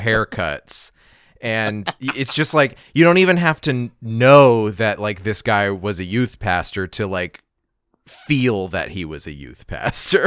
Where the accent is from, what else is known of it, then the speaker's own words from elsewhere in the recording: Gallup, New Mexico, United States; my hometown, Gallup, New Mexico